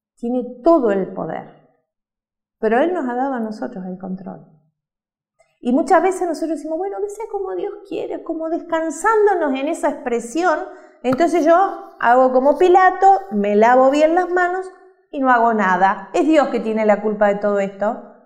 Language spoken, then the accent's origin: Spanish; Uruguay; moved away; Nosotros somos uruguayos